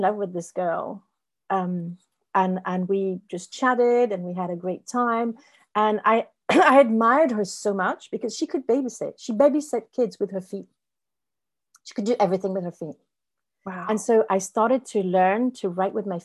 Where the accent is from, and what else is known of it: France; English is a second language; also born or lived in Spain